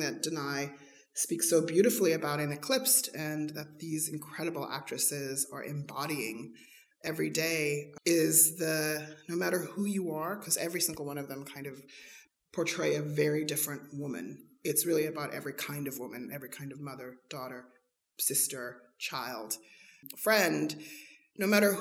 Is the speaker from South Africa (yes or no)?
yes; South Africa; moved away; Growing up in South Africa under apartheid, was a huge influencer on my life and on my art